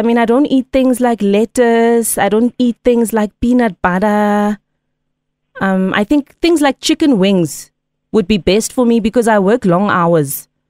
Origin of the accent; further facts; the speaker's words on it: Empangeni, KwaZulu-Natal, South Africa; I'm from Empangeni. I'm a municipal worker. I clean the streets.